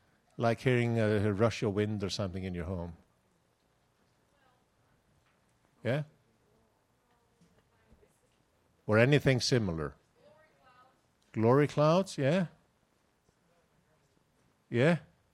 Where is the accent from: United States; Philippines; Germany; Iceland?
Iceland; English is a second language; You see, I'm from Iceland, and I'm speaking like a Texan.